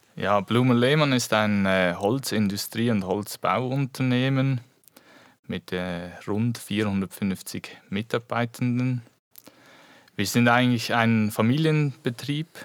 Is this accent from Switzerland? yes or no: yes; Switzerland; moved away as an adult; also born or lived in Biel; now in Eastern Switzerland, Switzerland; ich komme eigentlich aus der Region Basel